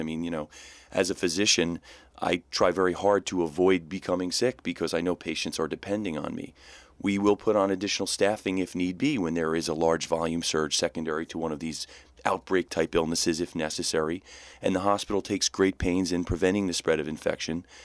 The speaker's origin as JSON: {"language": "English", "region": "New Jersey", "country": "United States", "tie": "born or raised there", "said": "I'm born and raised in New Jersey"}